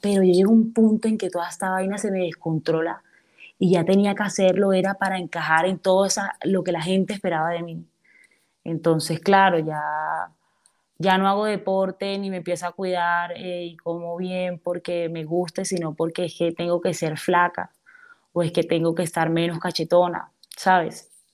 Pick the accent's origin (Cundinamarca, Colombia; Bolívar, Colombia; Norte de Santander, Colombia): Bolívar, Colombia; Cartagena; moved away as an adult; soy una cartagenera eh, de pies a cabeza. Amo, amo mi ciudad